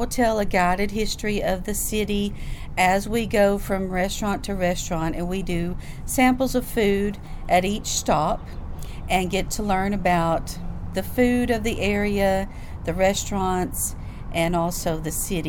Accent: Greeneville, Tennessee, United States; now in Knoxville, United States; And I grew up in Greenville, Tennessee, Greene County. That's very near here. It's only about an hour and a half northeast of Knoxville. And I lived on a farm growing up.

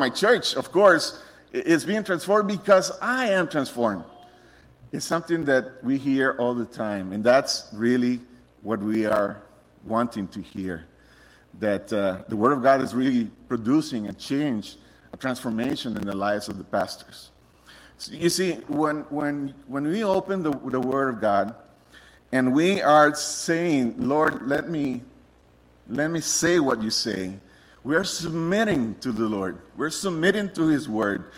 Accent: Costa Rica; moved away as an adult; I'm originally from Costa Rica. Um, I was born in a Christian home

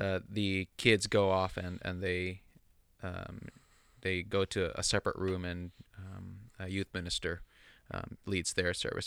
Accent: United States; also born or lived in Philippines; I'm Filipino, but I grew up primarily in suburban United States.

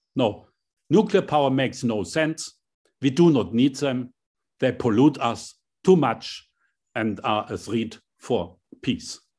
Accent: Hammelburg, Bavaria, Germany; my small hometown, seven thousand inhabitants in Hammelburg, a very small town

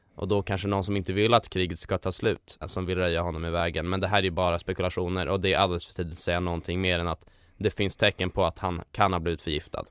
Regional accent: Stockholm, Stockholm County, Sweden; på Söder där jag kommer ifrån

